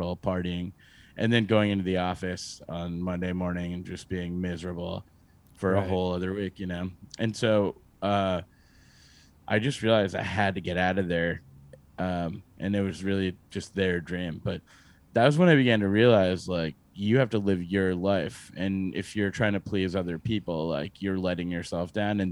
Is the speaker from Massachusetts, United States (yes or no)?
yes; Massachusetts, United States; moved away as an adult; now in New York City, United States; I grew up in Massachusetts for the most part